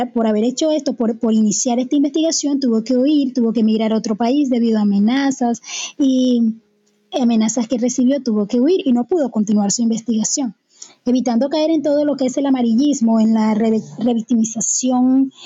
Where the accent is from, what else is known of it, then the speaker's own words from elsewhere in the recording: Barranquilla, Atlántico, Colombia; como barranquilleros